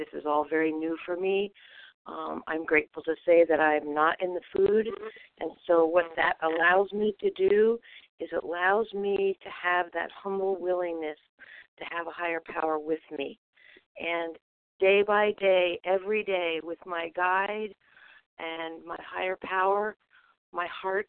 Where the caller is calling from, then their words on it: Vermont, United States; I'm calling from Vermont.